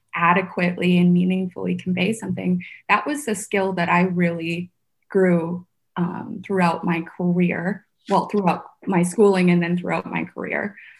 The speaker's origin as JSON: {"language": "English", "town": "Sioux Falls", "region": "South Dakota", "country": "United States", "tie": "born or raised there", "also_born_or_lived": "Vietnam / San Francisco", "second_language": "English", "said": "my community here in sioux falls where i grew up"}